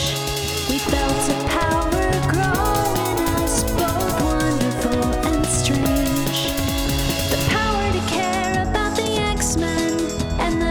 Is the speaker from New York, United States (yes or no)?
no; Boston, Massachusetts, United States; I'm from Boston